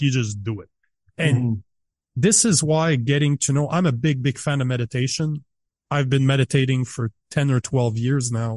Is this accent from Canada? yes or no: yes; Canada; as a Canadian